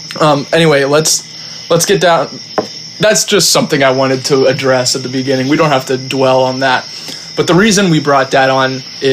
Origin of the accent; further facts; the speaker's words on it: United States; we're American